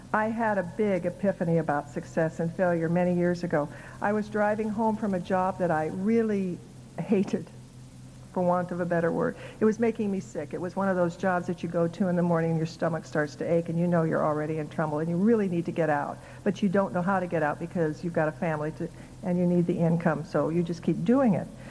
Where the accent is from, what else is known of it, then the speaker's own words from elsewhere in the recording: Council Bluffs, Iowa, United States; When I was growing up in Iowa, the only people I knew who wrote books were dead. so I figured people who wrote books were gods and goddesses. I didn't think a kid from Council Bluffs, Iowa could grow up to write books.